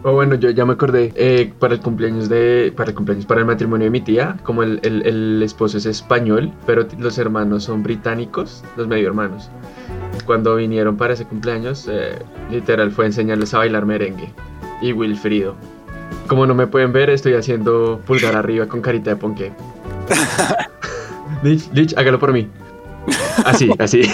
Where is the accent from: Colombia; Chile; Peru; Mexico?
Colombia; Somos tan colombianos